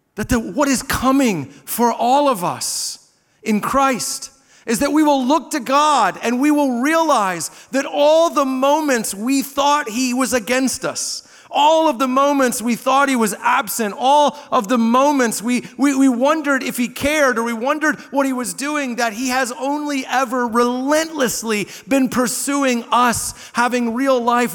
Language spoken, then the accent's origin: English; Southern Indiana, United States; I grew up in Southern Indiana on the Ohio River